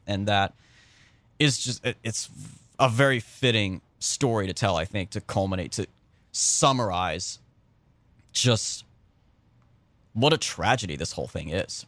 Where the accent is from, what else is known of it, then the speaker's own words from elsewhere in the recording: California, United States; I grew up in California